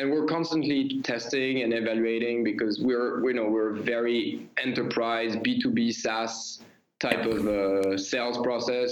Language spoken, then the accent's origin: English; Paris, Île-de-France, France; You know, I'm French. I come from Paris.